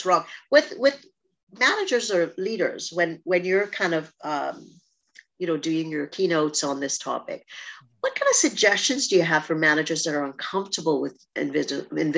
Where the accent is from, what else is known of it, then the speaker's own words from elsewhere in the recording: Trinidad & Tobago; moved away; I'm from Trinidad or, you know, growing up in a rural spot